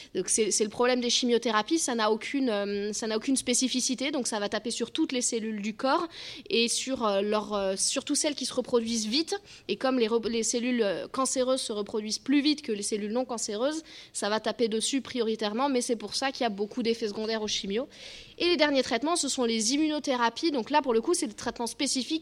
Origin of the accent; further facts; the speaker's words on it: Bordeaux, Nouvelle-Aquitaine, France; je suis de Bordeaux, pas très loin